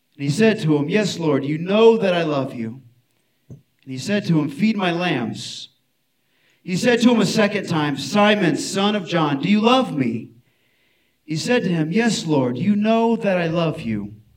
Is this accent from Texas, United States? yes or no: yes; Houston, Texas, United States; I'm from Houston